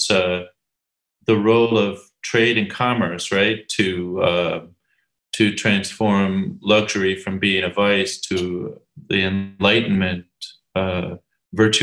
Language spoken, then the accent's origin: English; Ireland; I'm Irish